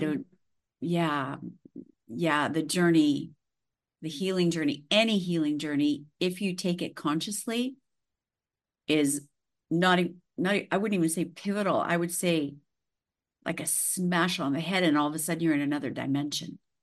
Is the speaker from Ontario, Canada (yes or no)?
no; Saskatchewan, Canada; now in Nice, France; I grew up in the prairies, so I grew, I was born in Saskatchewan.